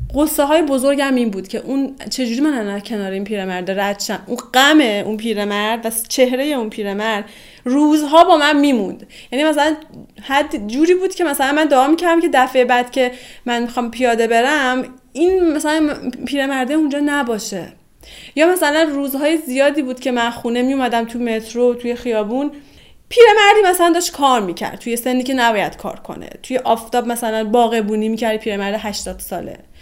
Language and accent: Persian; northern Iran, Iran; moved away as an adult; also born or lived in Tehran; دلم هم پر میکشید برای شهر زندگی، شهر زادگاهم و به هر حال با همه این شرایط من به اینجای رسیدم که تصمیم گرفتم برگردم دیگه جمع کردم و برگشتم شمال